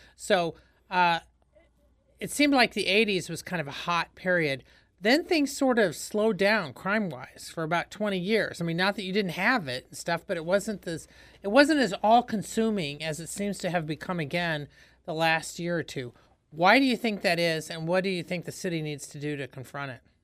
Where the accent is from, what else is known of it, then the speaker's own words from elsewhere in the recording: Indiana, United States; moved away as an adult; now in St. Louis, United States; I'm from Indiana